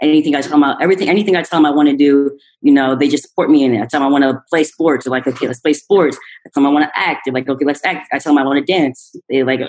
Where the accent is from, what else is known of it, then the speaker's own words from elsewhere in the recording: Philadelphia, Pennsylvania, United States; I'm from the East Coast, Philadelphia